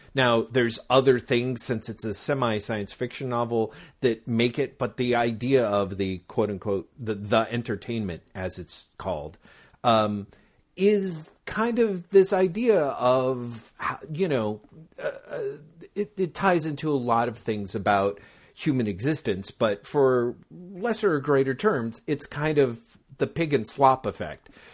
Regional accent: United States; as an American comics reader

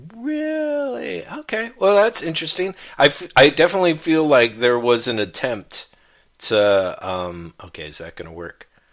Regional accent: United States; me being raised as an American kid

